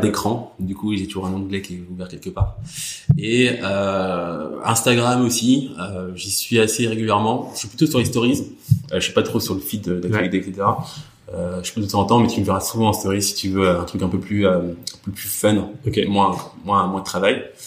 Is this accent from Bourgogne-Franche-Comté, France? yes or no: yes; Burgundy, Bourgogne-Franche-Comté, France; j'ai grandi en Bourgogne